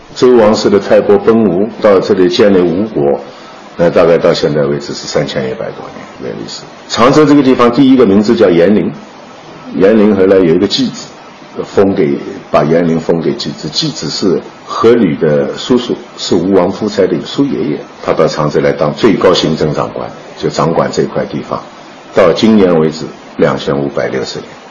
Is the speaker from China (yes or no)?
yes; Changzhou, Jiangsu, China; 我们常州人习惯把他叫做景川先生